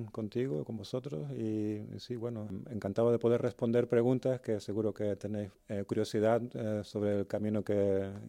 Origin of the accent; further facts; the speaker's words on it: Canary Islands, Spain; accent: Canarian; moved away as an adult; also born or lived in Madrid; now in Germany; ojalá que me, pudieran reconocer todos por mi acento canario, pero entiendo que tantos años fuera, pues ya tengo un poco de mezcla medio alemán.